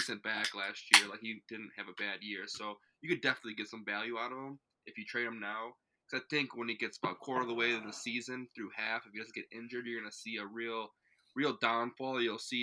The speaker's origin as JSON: {"language": "English", "region": "Wisconsin", "country": "United States", "said": "we're from Wisconsin"}